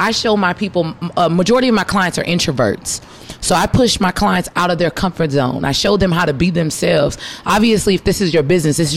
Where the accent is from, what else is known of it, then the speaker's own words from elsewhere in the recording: Houston, Texas, United States; I'm from Trinity Gardens, Houston, Texas